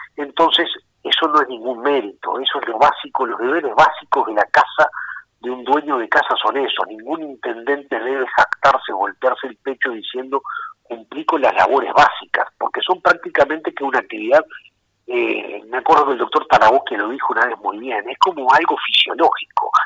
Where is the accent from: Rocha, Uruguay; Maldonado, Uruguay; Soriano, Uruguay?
Rocha, Uruguay; Rocha es, el lugar de mis desvelo, es mi tierra, es el lugar donde tengo mis arraigos